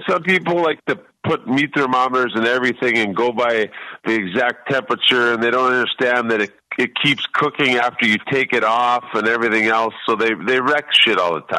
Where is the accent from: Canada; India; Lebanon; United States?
Canada; Um, I came from Canada, and we're all in one place at one time